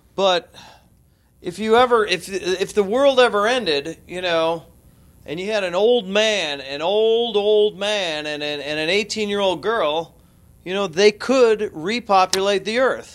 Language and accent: English; Chicago, Illinois, United States; I grew up in Chicago